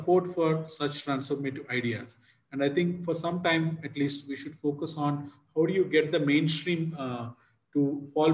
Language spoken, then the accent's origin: English; Visakhapatnam, Andhra Pradesh, India; My hometown, Visakhapatnam in Andhra Pradesh